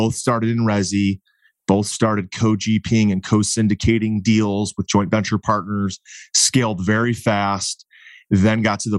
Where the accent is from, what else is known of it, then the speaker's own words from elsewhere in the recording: Cleveland, Ohio, United States; I'm from Cleveland and I love the Midwest.